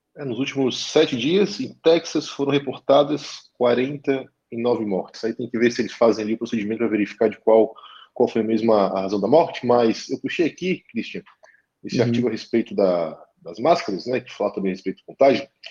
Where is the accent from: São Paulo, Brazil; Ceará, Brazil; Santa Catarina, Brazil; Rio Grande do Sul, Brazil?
Santa Catarina, Brazil; Florianópolis region; accent: manezinho; Eu moro em, não moro em Florianópolis, mas sou aqui da região, então sou manezinho, como vocês percebem, nós temos a fala um tanto acelerada